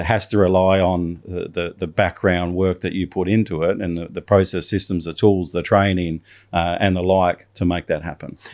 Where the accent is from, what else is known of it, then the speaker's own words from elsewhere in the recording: Australia; I'm an Australian